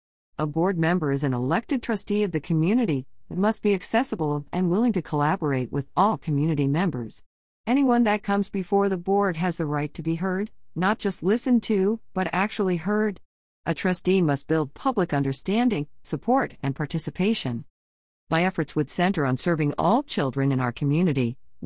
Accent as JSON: {"language": "English", "town": "St. Hedwig", "region": "Texas", "country": "United States", "tie": "born or raised there", "said": "Being a fifth-generation citizen, born and raised in St. Hedwig and serving on the council for the last 2 years"}